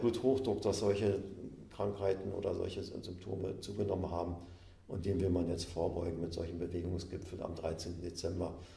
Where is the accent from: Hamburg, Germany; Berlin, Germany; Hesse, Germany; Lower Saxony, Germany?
Berlin, Germany; moved away as an adult; now in Stendal, Germany; da ich ja in Berlin groß geworden bin